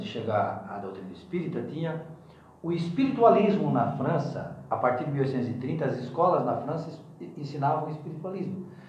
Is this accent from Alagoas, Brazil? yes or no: no; Criciúma, Santa Catarina, Brazil; nasci em Criciúma